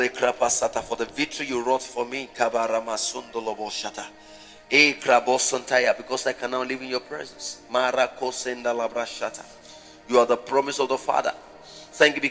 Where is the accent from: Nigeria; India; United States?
Nigeria